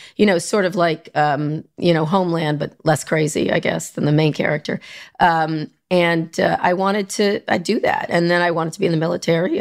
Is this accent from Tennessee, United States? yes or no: no; New York area, United States; also born or lived in Philadelphia / Long Island / Princeton, New Jersey; New York, the New York area